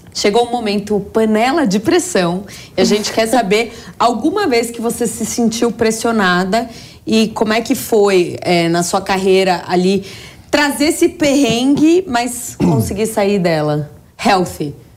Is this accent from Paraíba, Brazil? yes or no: no; São Paulo, Brazil